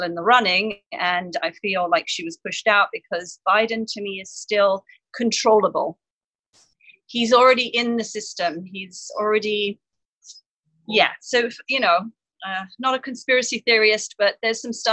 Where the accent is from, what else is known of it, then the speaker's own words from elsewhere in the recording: south coast of England near Brighton, South East England, United Kingdom; now in San Diego, United States; I was born and raised in the south coast of England near Brighton, so a seaside town.